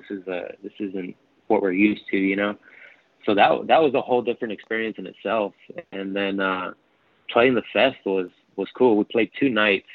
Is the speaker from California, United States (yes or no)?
yes; Norwalk, California, United States; we come from Norwalk, which is county of LA, but still like southeast suburb